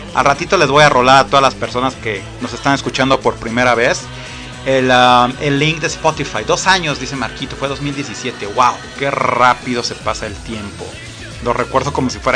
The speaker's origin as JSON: {"language": "Spanish", "country": "Mexico", "said": "Esto no me define como mexicano"}